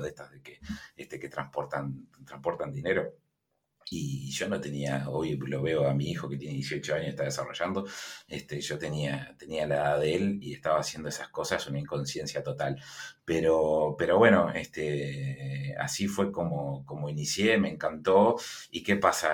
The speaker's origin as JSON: {"language": "Spanish", "country": "Uruguay"}